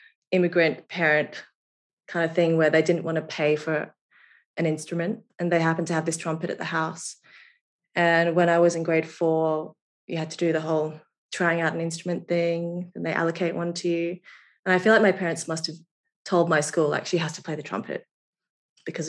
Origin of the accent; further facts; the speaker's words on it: Brisbane, Queensland, Australia; moved away as an adult; also born or lived in London; I grew up in Brisbane